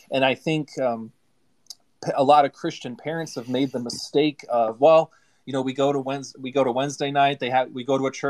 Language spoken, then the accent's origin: English; London, Kentucky, United States; I grew up in London, Kentucky. That's where I graduated high school.